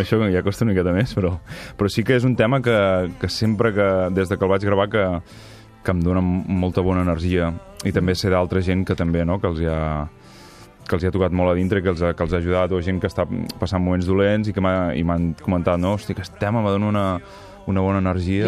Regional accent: Figueres, Catalonia, Spain; moved away as an adult; also born or lived in Girona; now in Caçà de la Selva, Spain; visc a Caçà de la Selva i sóc de Figueres

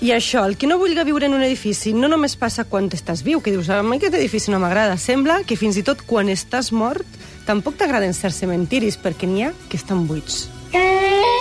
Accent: Pego, Valencian Community, Spain

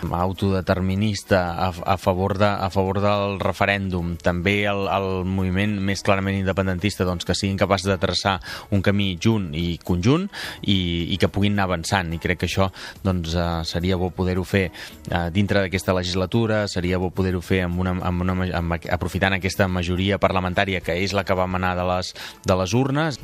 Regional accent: Palafrugell, Catalonia, Spain; presentar-me a les municipals del meu poble i acabar sent alcalde de, de Palafrugell

